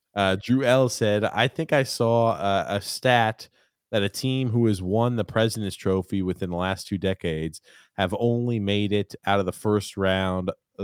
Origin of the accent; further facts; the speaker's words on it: Canada; I'm Canadian. I hate the Leafs, but this country will be rocking if the Leafs win a cup.